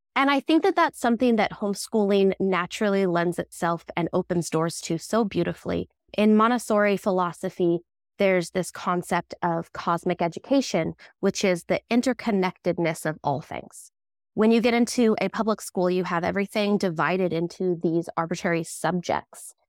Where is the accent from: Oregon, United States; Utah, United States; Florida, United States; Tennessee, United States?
Oregon, United States; Southern; also born or lived in Palm Springs, California; we're in Southern Oregon. We moved up from Palm Springs when I was about three